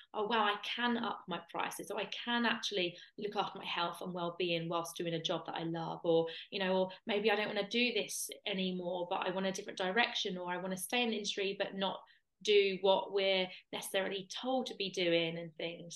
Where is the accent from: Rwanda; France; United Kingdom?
United Kingdom; Kent, South East England; moved away; I'm from Kent originally.